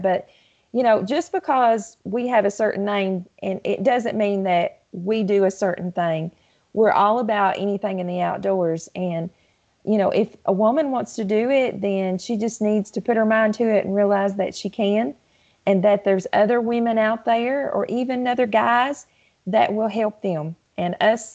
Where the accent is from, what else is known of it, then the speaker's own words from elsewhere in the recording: Southeast Kentucky, United States; also born or lived in Lake Cumberland, South Central Kentucky; My family, even though we was in Southeast Kentucky, we always had a place down in South Central Kentucky on Lake Cumberland